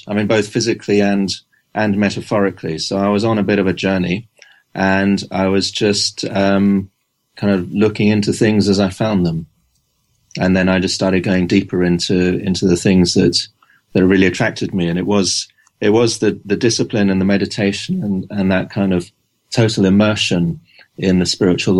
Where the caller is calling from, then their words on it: Newcastle, North East England, United Kingdom; I'm in Newcastle in England.